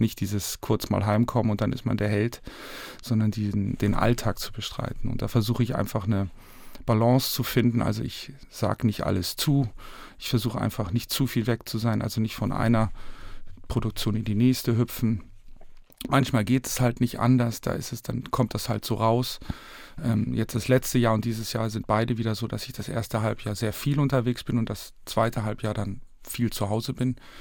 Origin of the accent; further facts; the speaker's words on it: Northern Germany, Germany; ich als Norddeutscher